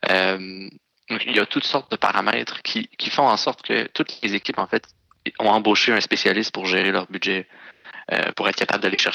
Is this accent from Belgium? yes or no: no; Montreal, Quebec, Canada; particulièrement désagréable quand on est Montréalais de, le voir sur le terrain.